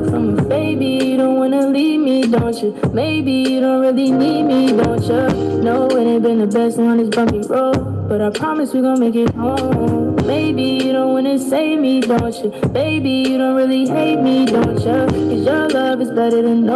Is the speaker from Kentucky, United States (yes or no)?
yes; Louisville, Kentucky, United States; I'm from Louisville, Kentucky. I'm 21 years old